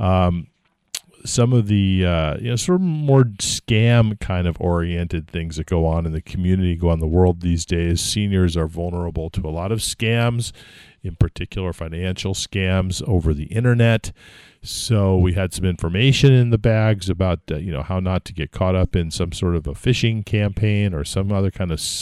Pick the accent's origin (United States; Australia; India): United States; California; moved away; I was raised raised in California and haven't lived there for decades